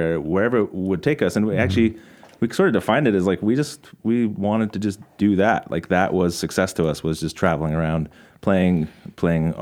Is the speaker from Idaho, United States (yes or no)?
yes; Boise, Idaho, United States; growing up in West Boise